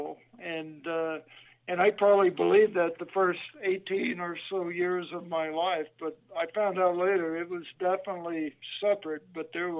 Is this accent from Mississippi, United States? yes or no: yes; Greenwood, Mississippi, United States; moved away as an adult; also born or lived in Cleveland, Mississippi / Oxford, Mississippi / Nashville; I was born in Cleveland, Mississippi, but I grew up most of my childhood in Greenwood